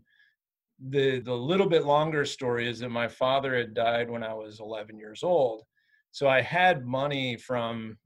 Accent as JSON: {"language": "English", "region": "Southern Michigan", "country": "United States", "tie": "born or raised there", "also_born_or_lived": "Lake Tahoe, California / Bozeman, Montana", "moved": "as an adult", "said": "I grew up in Southern Michigan"}